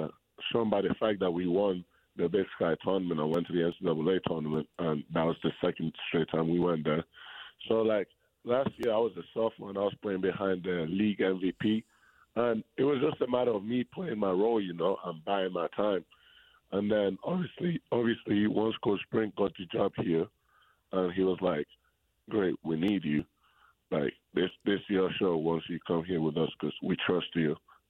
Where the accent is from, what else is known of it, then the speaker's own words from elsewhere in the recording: Spain; English is a second language; So I was born in Spain, right? And in Spain, basketball is a little bit, it's more bigger than in England, how big it is in England. So when I was growing up, when I was a kid